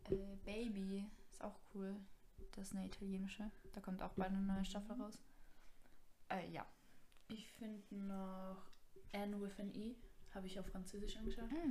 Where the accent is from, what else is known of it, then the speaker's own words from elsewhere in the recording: Kuchl, Salzburg, Austria; Und ich war ja. mal, ähm, bei uns in Kuchel gibt es so einen Club